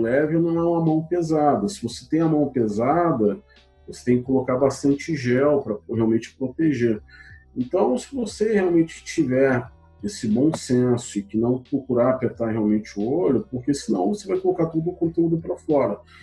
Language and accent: Portuguese; Paraná, Brazil; moved away as an adult; also born or lived in Curitiba; now in Belo Horizonte, Brazil; eu estou aqui em Minas, mas eu não sou mineiro, eu sou paranaense